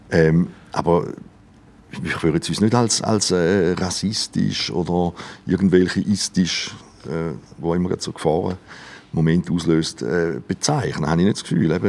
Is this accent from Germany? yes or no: no; Switzerland; born there; Und ich, meine, ich bin ja froh, bin in der Schweiz geboren, nicht irgendwo